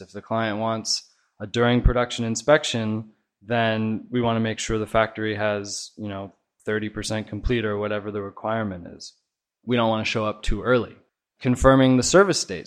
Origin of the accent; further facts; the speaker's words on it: Oregon, United States; moved away as an adult; now in China; I'm from Oregon originally, and I've been out here in China with In Touch for the last four years